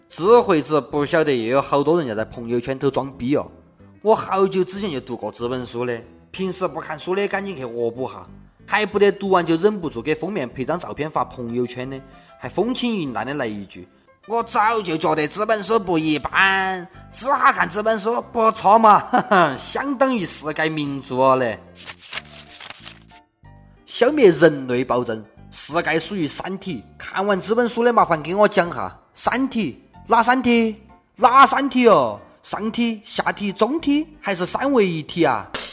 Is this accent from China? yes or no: yes; China; accent: Guizhou dialect; 哪个会我们中国人会吃鲁川、月明、苏浙、湘徽八大菜系